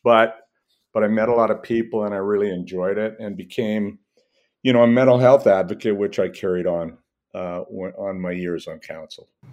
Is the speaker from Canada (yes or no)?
yes; Edmonton, Alberta, Canada; I grew up in Northeast Edmonton.